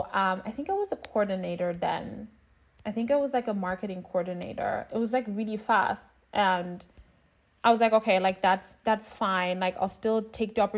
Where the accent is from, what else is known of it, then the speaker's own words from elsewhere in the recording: Berlin, Germany; moved away as an adult; also born or lived in New York City, United States; I'm originally from Berlin